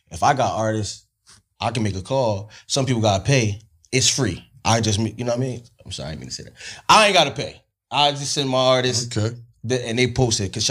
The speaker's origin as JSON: {"language": "English", "town": "East Orange", "region": "New Jersey", "country": "United States", "also_born_or_lived": "down south", "said": "Jersey. I'm from East Orange."}